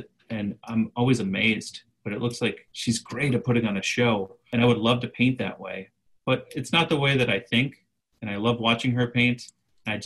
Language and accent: English; Boston, Massachusetts, United States; I'm from the Boston area